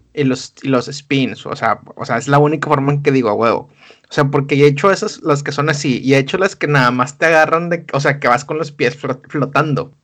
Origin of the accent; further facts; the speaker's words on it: Monterrey, Nuevo León, Mexico; Monterrey, en México, tenemos formas que suenan un poco más bonitas